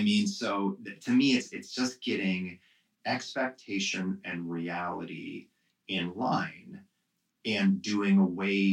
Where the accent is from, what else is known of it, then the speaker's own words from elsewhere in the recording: Midwest, United States; I'm from the Midwest.